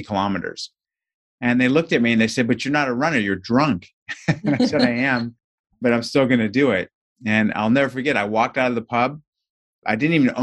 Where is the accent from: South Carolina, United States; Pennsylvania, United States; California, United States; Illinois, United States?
California, United States; Southern; I grew up in Southern California, and some of my earliest childhood recollections are running home from kindergarten